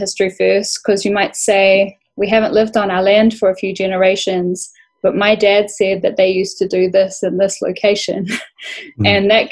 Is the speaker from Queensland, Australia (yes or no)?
no; Bundjalung country, New South Wales, Australia; growing up on Bundjalung country